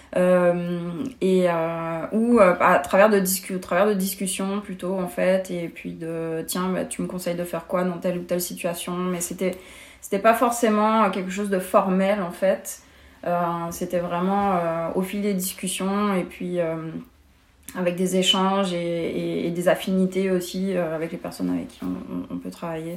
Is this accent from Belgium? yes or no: no; France; moved away as an adult; also born or lived in Paris; now in Montreal, Canada; en tant que française